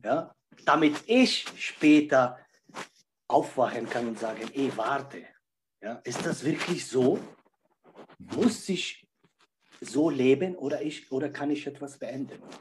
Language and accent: German; Czechia; born there; Mein Körper wurde in Tschechien geboren, 41 Jahre, jung ist mein Körper.